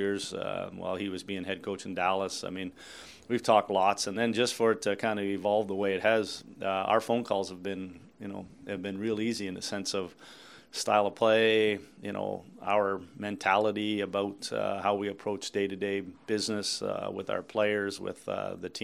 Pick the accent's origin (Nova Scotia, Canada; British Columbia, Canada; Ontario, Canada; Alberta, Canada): Ontario, Canada; Kingston; moved away as an adult; also born or lived in Washington; now in Winnipeg, Canada; my hometown of Kingston